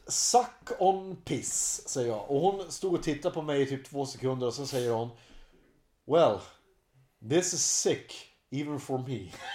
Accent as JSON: {"language": "Swedish", "town": "Hudiksvall", "region": "Gävleborg County", "country": "Sweden", "also_born_or_lived": "Uppsala", "moved": "as an adult", "said": "i Hälsingland så hade vi inte så mycket att göra förutom att supa och knulla"}